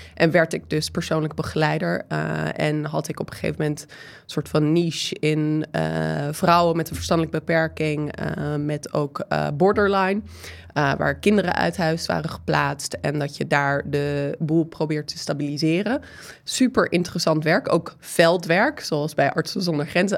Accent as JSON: {"language": "Dutch", "country": "United States", "second_language": "Dutch", "moved": "yes", "lives_now": "Netherlands", "said": "Ik ben Amerikaanse, dat horen jullie misschien een beetje aan mijn stem en soms mijn de en het gebruik"}